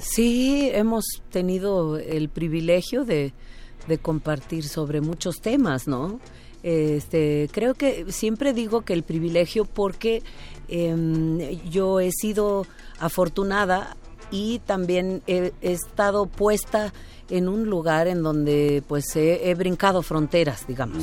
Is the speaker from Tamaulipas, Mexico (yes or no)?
no; Oaxaca, Mexico; mi tierra, ahora que estoy en Oaxaca